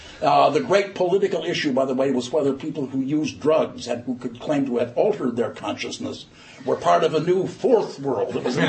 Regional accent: Ireland; maybe it's just because I'm Irish, that it occurs to me that if money is speech, why isn't bribery protected by the First Amendment?

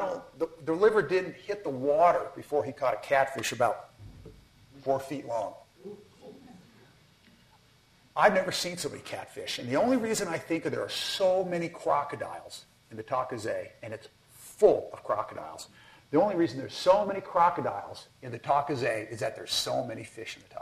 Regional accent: Colorado, United States; I'm from Colorado.

